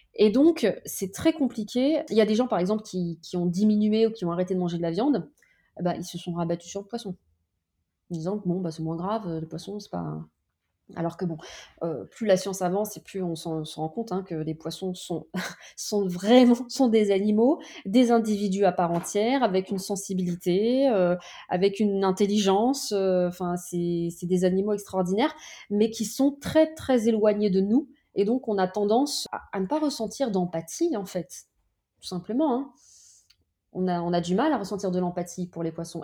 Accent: France; chez moi, en France, sur le pas de ma porte

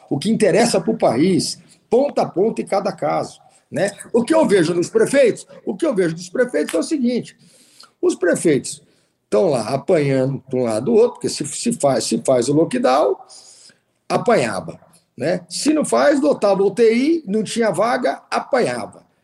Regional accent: interior of São Paulo state, Brazil; eu que sou do interior do estado de São Paulo

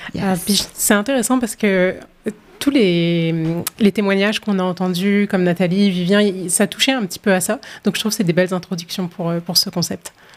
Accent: France; moved away as an adult; now in Halifax, Canada; je suis originaire de la France, puis je suis à Halifax depuis 2019

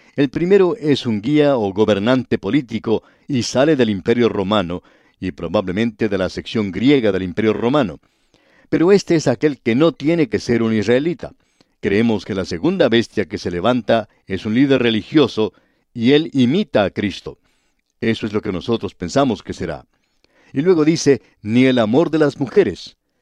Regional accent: Cali, Valle del Cauca, Colombia; en Cali, que es la ciudad donde yo nací, en el Valle del Cauca

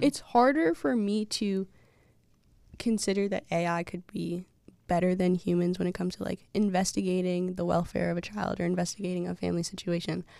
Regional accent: Massachusetts, United States; I'm from Massachusetts

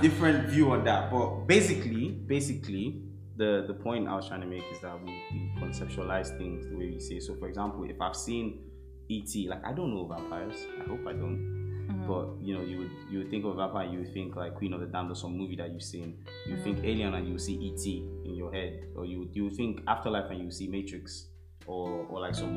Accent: Nigeria; now in London, United Kingdom; from Nigeria

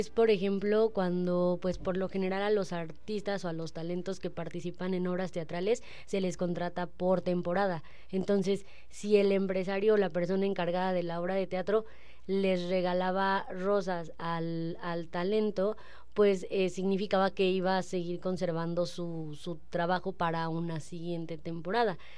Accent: Mexico; como mexicanos

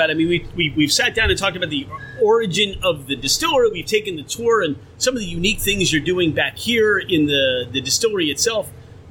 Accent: United States

